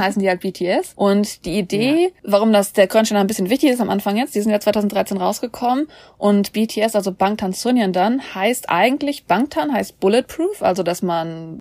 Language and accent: German; Germany; wir sind jetzt aber Deutsche.